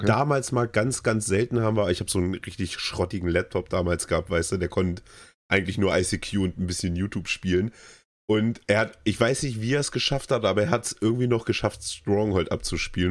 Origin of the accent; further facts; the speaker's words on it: Germany; bei uns in Deutschland